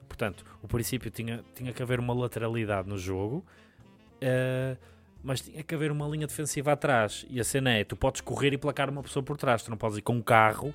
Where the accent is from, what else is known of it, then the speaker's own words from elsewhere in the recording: Portugal; Eu sou de Sedufeita